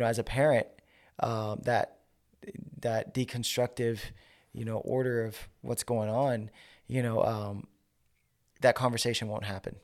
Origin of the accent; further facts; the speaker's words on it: New York, United States; moved away; also born or lived in Georgia; I'm from New York